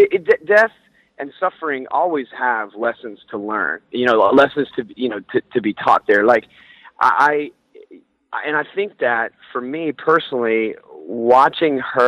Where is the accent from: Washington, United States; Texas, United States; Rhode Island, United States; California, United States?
Texas, United States; Houston; who I grew up here in Houston